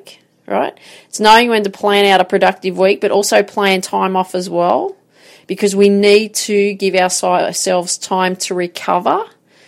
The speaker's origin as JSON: {"language": "English", "town": "Grafton", "region": "New South Wales", "country": "Australia", "tie": "born or raised there", "said": "I grew up in Grafton, so played this tennis tournament"}